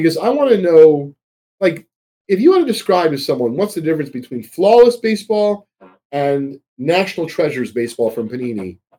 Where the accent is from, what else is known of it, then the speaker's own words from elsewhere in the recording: Georgia, United States; I have Cad Coles. I'm from Georgia, whatever the case is.